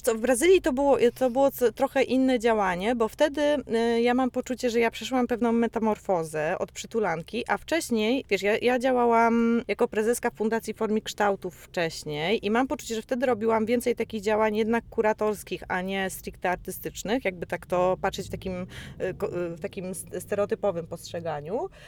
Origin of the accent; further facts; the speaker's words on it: Poland; jestem z Polski